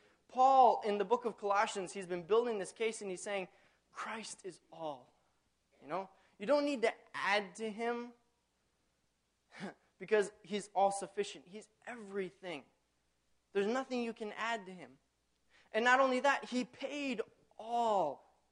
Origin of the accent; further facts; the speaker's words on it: Tanzania; now in United States; I grew up in Tanzania on Lake Tanganyika, and we had the most glorious sunsets.